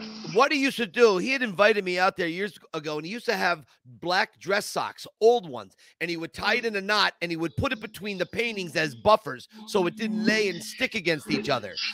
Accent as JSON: {"language": "English", "town": "Scranton", "region": "Pennsylvania", "country": "United States", "tie": "born or raised there", "said": "I grew up in Scranton, Pennsylvania"}